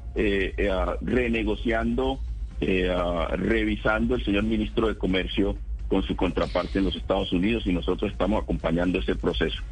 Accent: Pacific region, Colombia; yo que somos del Pacífico

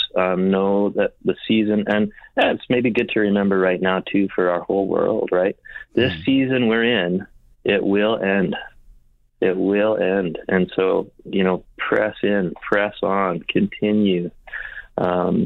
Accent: Winnipeg, Manitoba, Canada; in Winnipeg, I grew up in Winnipeg

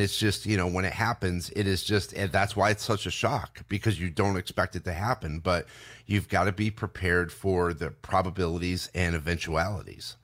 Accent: Binghamton, New York, United States; we grew up in Binghamton, New York

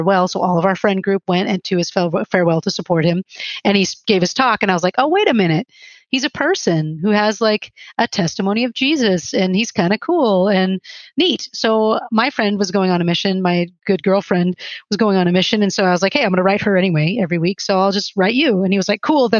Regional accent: Chicago, Illinois, United States; moved away as an adult; also born or lived in Germany; I'm from Chicago.

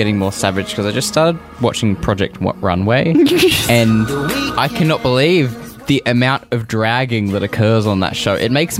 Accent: Australia; I'm an Australian.

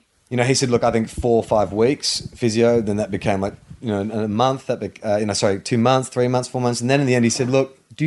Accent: Australia; accent: Australian; moved away as an adult; also born or lived in Los Angeles

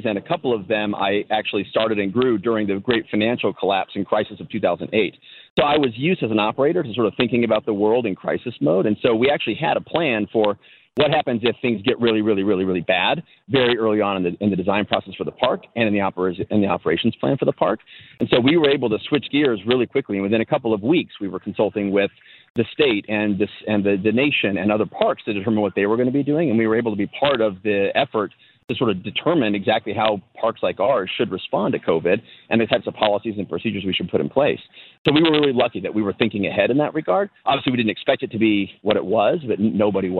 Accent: Colorado, United States; now in Illinois, United States; Growing up in Colorado

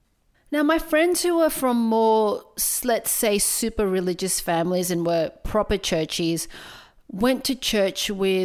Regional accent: Philippines; Now look, as a Filipino person, religion played a really big part in both my traditions and my identity.

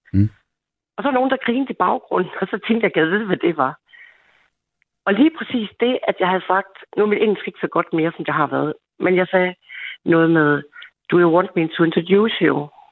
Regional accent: Denmark; Jeg er jo ikke jyde for ingenting

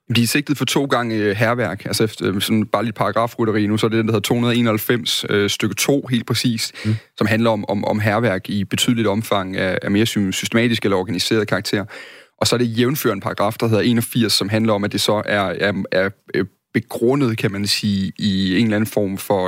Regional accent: Midtfyn, Southern Denmark, Denmark; der hvor jeg kommer fra på Midtfyn

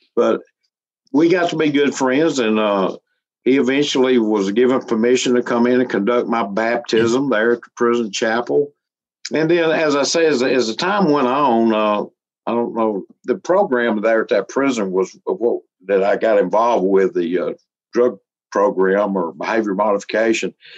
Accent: Alabama, United States; I grew up around Pentecostal holiness, they call it here in Alabama

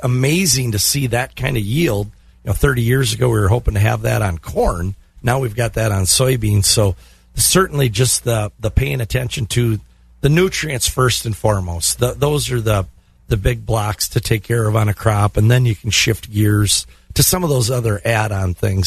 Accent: Glenwood City, Wisconsin, United States; Glenwood City, my hometown.

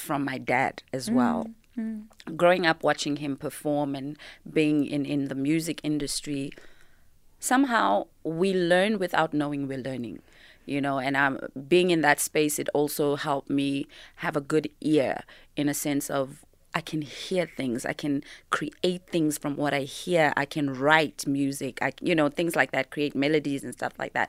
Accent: Yeoville, Gauteng, South Africa; I was raised in Yeovil, which was such a creative space

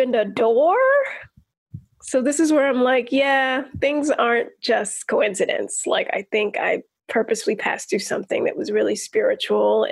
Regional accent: Baltimore, Maryland, United States; growing up in Baltimore in the Black community

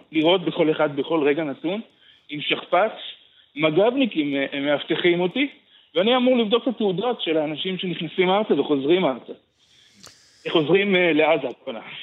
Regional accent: Beersheba, Southern District, Israel; moved away; also born or lived in Tel Aviv; בתוך החדר שלי בבאר שבע, אה, אחר כך יצאתי ממנו לתל אביב

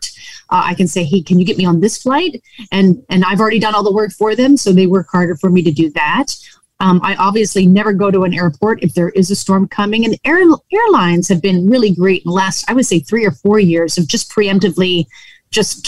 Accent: New England, United States; I grew up in New England.

